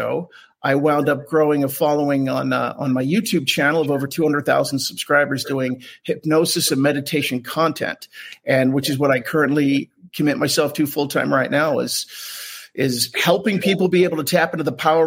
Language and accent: English; Southern New Jersey, United States; now in Salt Lake City, United States; I grew up in Southern New Jersey, but I'm in Salt Lake City now